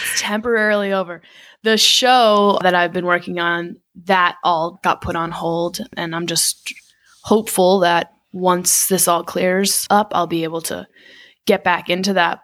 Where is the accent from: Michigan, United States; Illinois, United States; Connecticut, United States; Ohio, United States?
Connecticut, United States; also born or lived in Manhattan, New York; I'm from Connecticut